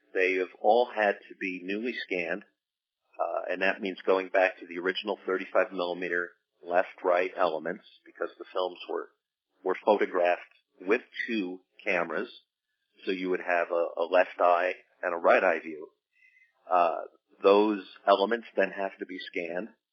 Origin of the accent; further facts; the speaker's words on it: New Jersey, United States; I was from New Jersey